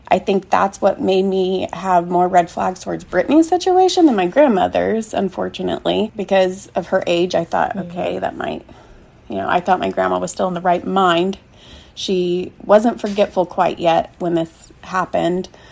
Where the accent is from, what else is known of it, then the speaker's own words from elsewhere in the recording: Kansas City, United States; I'm from Kansas City